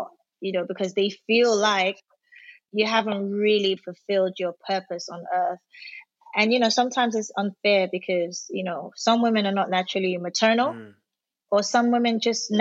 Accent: London, United Kingdom; also born or lived in Nigeria; I was born in Nigeria, but I did my secondary school at my university in London. So I spent most of my growing up or formative years in London.

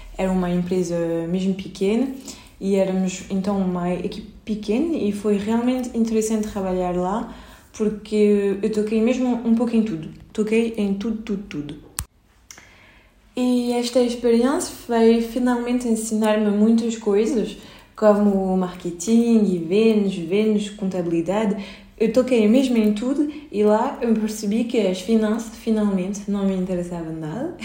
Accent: France; accent: French; Portuguese is a second language; moved away as an adult; also born or lived in Paris; now in Lisbon, Portugal; podem ouvir no meu super sotaque, eu é nasci na França, sempre cresci na França

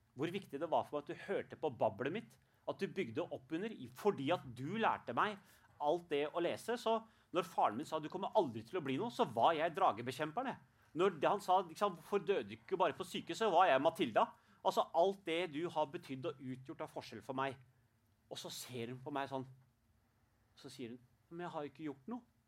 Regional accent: Norway; selv om jeg er født i Norge, jeg blir kalt norsk pakistaner

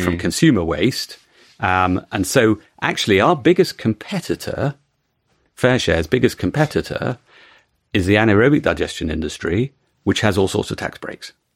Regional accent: United Kingdom; as a Brit

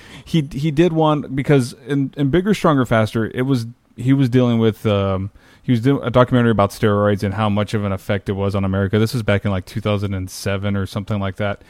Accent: South Texas, United States; now in San Antonio, United States; I'm from South Texas, born and raised. I've been here all my life. I mean, not from San Antonio, but smaller parts of South Texas

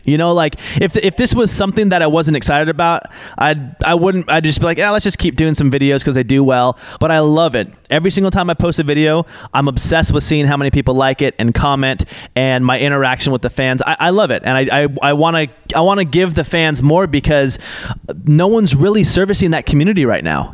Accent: Portland, Oregon, United States; now in Los Angeles, United States; I grew up in Portland, Oregon

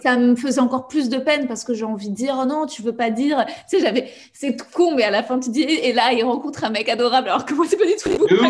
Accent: Paris, Île-de-France, France; j'ai grandi en fait dans un environnement ultra privilégié parce que j'ai grandi à Paris

